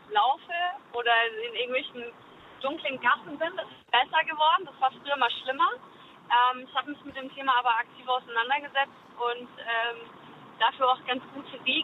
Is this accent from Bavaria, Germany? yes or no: yes; Würzburg, Bavaria, Germany; moved away; also born or lived in Mannheim; ich komme aus Würzburg